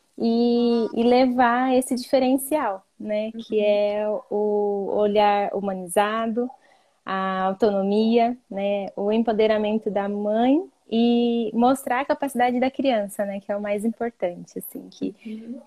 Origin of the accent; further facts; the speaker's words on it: interior of São Paulo, Brazil; eu sou de uma cidade pequena, né, interior de São Paulo